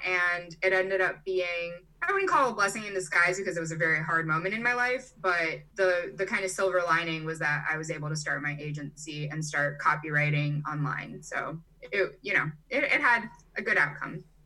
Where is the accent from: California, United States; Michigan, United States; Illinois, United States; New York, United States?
Illinois, United States; Chicago; also born or lived in Brazil / Germany; now in Charlottesville, United States; I was born in Brazil and I grew up in Chicago, Illinois. Um, but I kind of went back and forth throughout my childhood